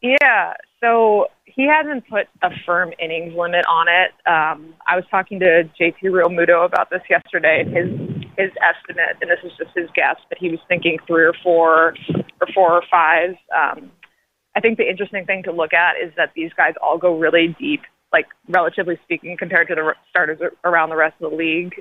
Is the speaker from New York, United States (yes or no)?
yes; New York, United States; moved away; I'm from New York originally, and my dad was a long time sports writer at the New York Daily News